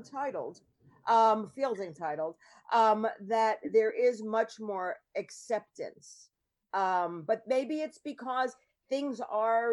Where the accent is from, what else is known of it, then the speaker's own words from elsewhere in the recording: New York, United States; I grew up in New York, and, you know, in the 80s